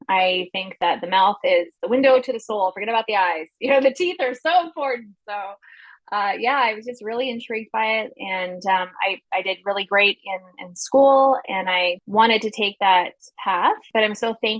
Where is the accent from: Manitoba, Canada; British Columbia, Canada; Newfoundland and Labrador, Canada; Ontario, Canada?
Newfoundland and Labrador, Canada; We're from Newfoundland, and that's a primarily like a fishing community.